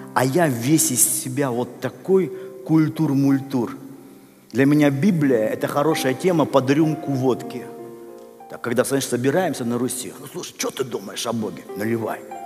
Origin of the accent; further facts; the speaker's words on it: Russia; я вырос в России